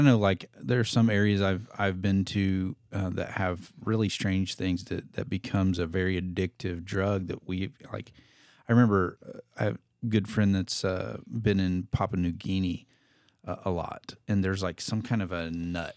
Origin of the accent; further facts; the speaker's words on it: Indiana, United States; now in Missouri, United States; I was born and raised in Indiana